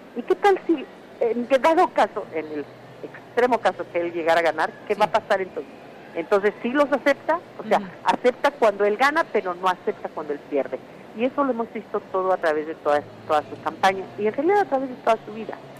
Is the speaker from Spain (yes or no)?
no; Mexico; now in United States; soy inmigrante, porque soy mexicana